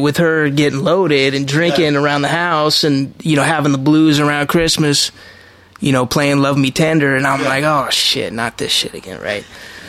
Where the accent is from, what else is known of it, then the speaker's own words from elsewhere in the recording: Los Angeles, California, United States; I was born and raised in the Valley.